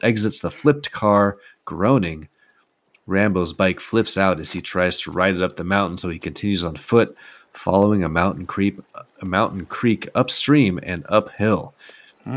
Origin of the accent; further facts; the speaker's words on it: Pacific Northwest, United States; I grew up in the Pacific Northwest. I've lived here my whole life.